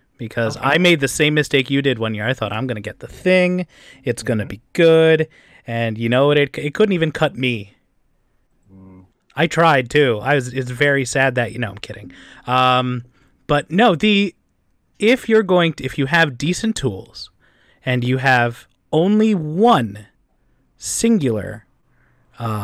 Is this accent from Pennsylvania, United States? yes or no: yes; Philadelphia, Pennsylvania, United States; I grew up in Philadelphia.